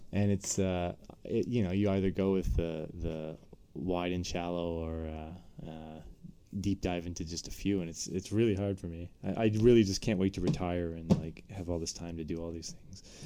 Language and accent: English; Eastern Canada, Canada; moved away as an adult; now in United States; now being in the states it's especially worse that I'm from Eastern Canada